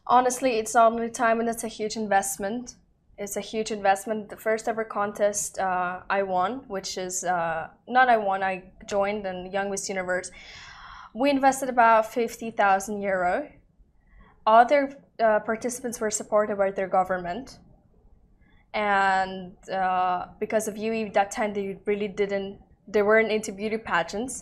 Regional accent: Dubai, United Arab Emirates; I'm Russian and Spanish, born in Dubai. My mom lives here for over 30 years already.

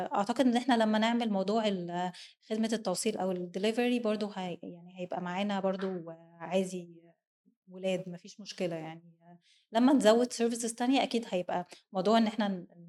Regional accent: Egypt; عندنا في مصر هنا

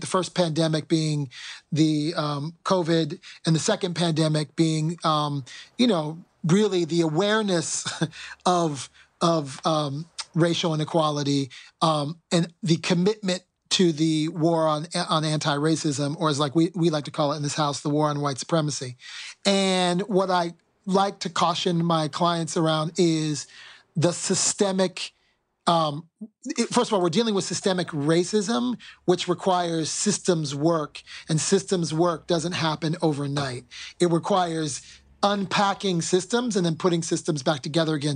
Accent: United States; as an American

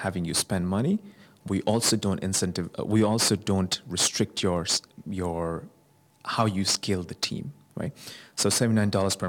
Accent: Bangladesh; moved away; Bangladesh, which is my home country

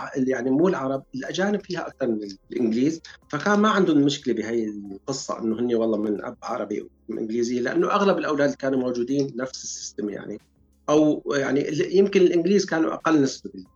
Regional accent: Syria; moved away as an adult; now in United Kingdom; نحن جايين من سوريا

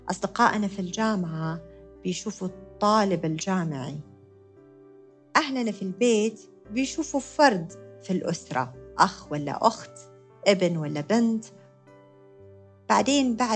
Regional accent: United States; born there; زي ما قلت لكم أنا كنت مولودة بأمريكا فكانت الحديقة هناك

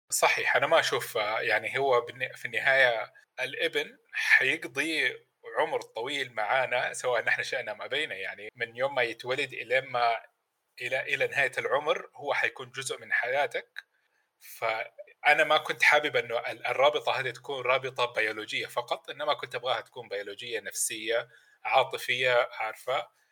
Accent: Mecca, Makkah Province, Saudi Arabia; انا ولد مكه

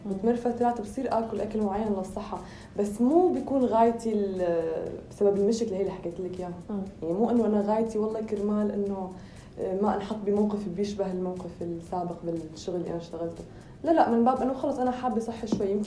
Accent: Salamiyah, Hama Governorate, Syria; بالاساس من قريه من ضيعه من مدينه مدينه مدينه اسمها سلميه سلمية. هي تابعه لمحافظه حما

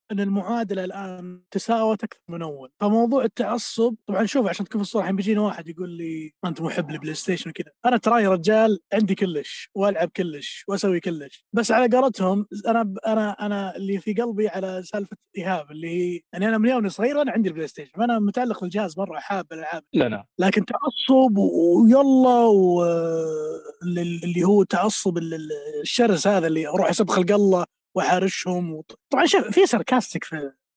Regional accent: Saudi Arabia; عندنا في السعوديه

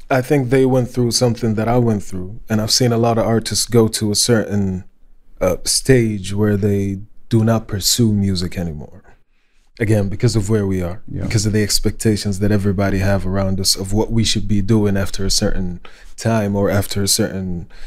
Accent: Saudi Arabia; English is a second language; they catch my accent. They're like, well, where you really from? I was like, yeah, I'm from Saudi Arabia.

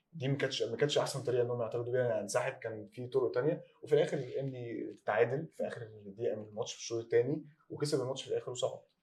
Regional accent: Egypt; عندنا في مصر

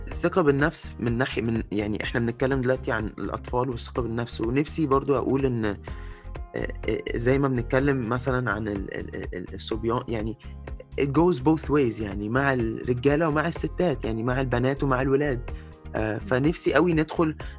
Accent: Egypt; moved away as an adult; اتربيت في مصر بس عشت بره بقالي كتير

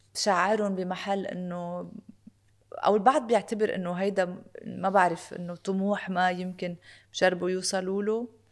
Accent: Lebanon; أنا لبنانية من أصول أرمنية

